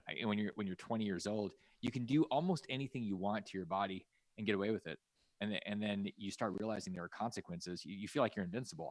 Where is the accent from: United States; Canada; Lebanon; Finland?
United States; Alaska; I grew up in Alaska